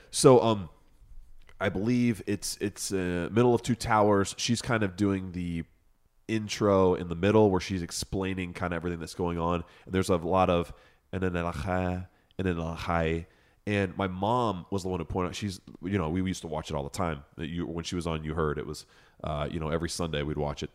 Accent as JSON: {"language": "English", "town": "Chicago", "region": "Illinois", "country": "United States", "tie": "born or raised there", "also_born_or_lived": "Boston", "accent": "Lake Effect", "moved": "yes", "said": "as a kid, as a kid, I grew up in Chicago"}